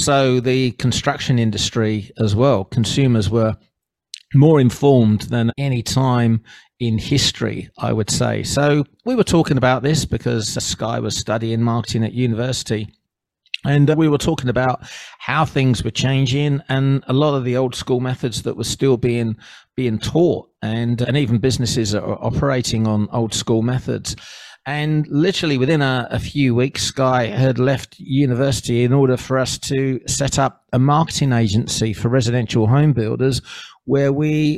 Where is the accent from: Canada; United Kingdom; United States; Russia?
United Kingdom; England; moved away as an adult; now in Southeast Queensland, Australia; you've come from England